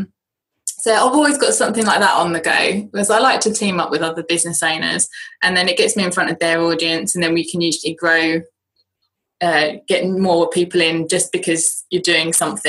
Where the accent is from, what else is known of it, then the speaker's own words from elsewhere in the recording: United Kingdom; accent: British; my British accent